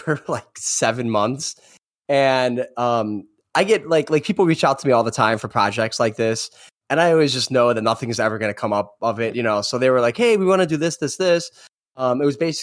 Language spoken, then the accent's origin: English; Chicago, Illinois, United States; From a Chicago local